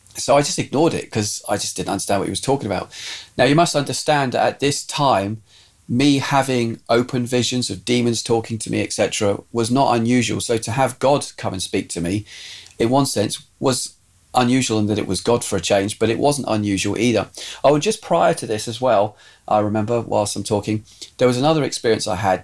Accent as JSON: {"language": "English", "region": "southern England", "country": "United Kingdom", "tie": "born or raised there", "also_born_or_lived": "Scotland", "said": "we moved from Scotland we moved down to southern England and I went to school and then eventually by probably about this time I was now at senior school"}